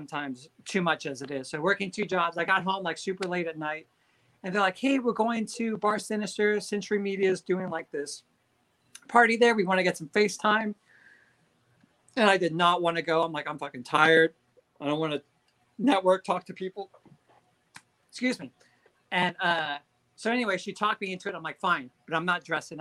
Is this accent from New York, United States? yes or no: no; Southern California, United States; growing up in Southern California